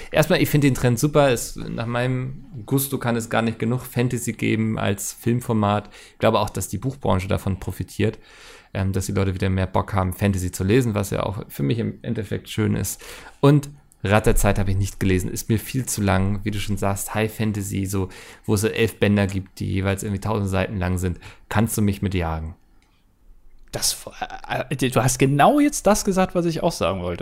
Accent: East Germany, Germany; Bei uns hieß es in der Schulzeit jedoch zwei, zwei ich komme aber auch aus dem Osten Deutschlands.

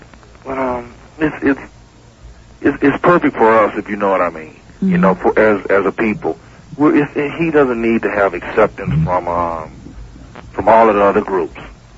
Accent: Miami, Florida, United States; I'm from Liberty City.

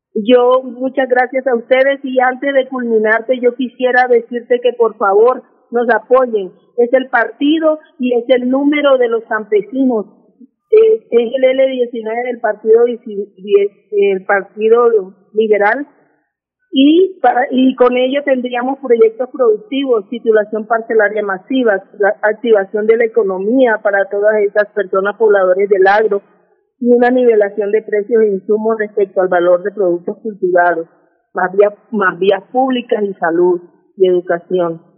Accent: Valledupar, Cesar, Colombia; moved away; also born or lived in Bogotá; soy de Valledupar, Cesar, eh, hija adoptiva de Bogotá

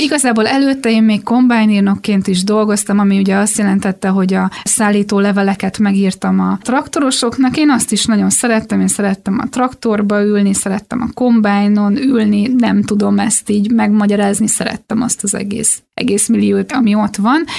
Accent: Békéscsaba, Békés, Hungary; Egyébként én Alföldön születtem, Békés Csabán jártam, aztán a gimnáziumban, és a szüleimnek volt földjük

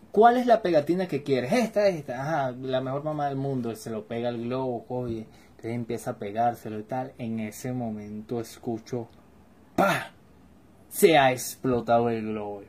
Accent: Caracas, Capital District, Venezuela; Yo soy de Caracas, Venezuela

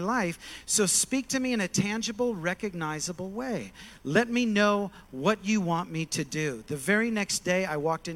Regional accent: Kalamazoo, Michigan, United States; now in Nashville, United States; I'm originally from Kalamazoo, Michigan

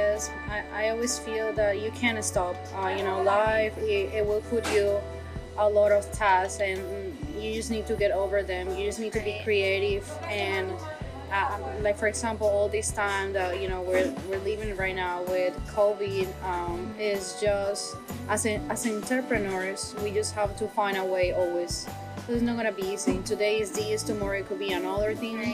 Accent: Colombia; now in Fort Lauderdale, United States; I'm originally from Colombia.

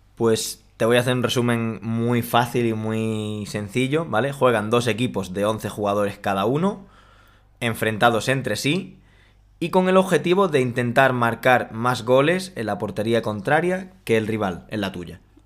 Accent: Spain; aquí en España

